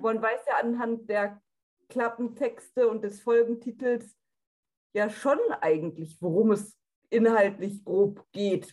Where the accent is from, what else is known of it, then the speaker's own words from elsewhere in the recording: North Rhine-Westphalia, Germany; ich bin 24 Jahre alt und ich komme aus NRW